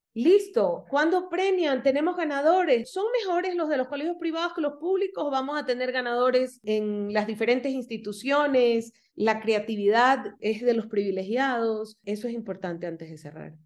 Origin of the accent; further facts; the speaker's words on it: Guayaquil, Guayas, Ecuador; moved away as an adult; now in Quito, Ecuador; yo soy de Guayaquil y vivo en Quito hace 11 años